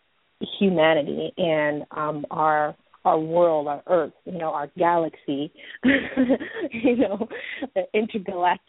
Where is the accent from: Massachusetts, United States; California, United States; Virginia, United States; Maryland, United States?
California, United States; Oakland; I grew up in Oakland, California